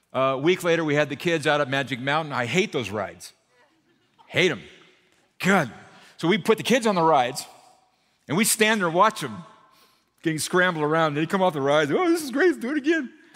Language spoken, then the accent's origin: English; Burbank, California, United States; also born or lived in Santa Barbara; I grew up in Burbank over here